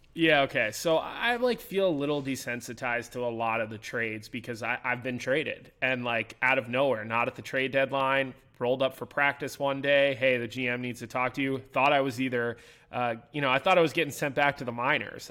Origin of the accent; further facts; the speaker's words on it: Philadelphia, Pennsylvania, United States; now in Chicago, United States; I'm from Philadelphia. I grew up in Philadelphia. I worked in Philadelphia